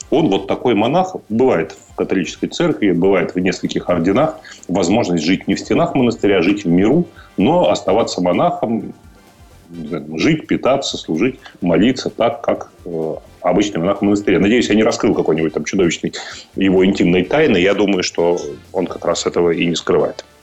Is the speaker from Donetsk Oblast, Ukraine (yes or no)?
no; Odesa, Odesa Oblast, Ukraine; Мне нравится Одесса, например, мой родной город.